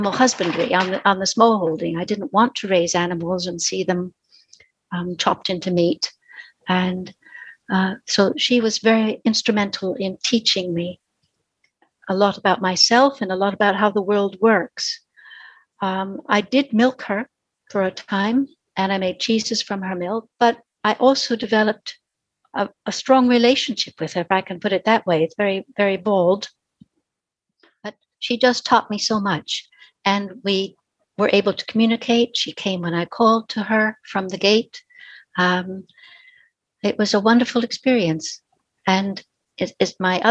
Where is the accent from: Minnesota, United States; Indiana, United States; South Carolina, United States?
Minnesota, United States; Minneapolis; moved away as an adult; now in London, United Kingdom; I was born and grew up in Minneapolis, in Minnesota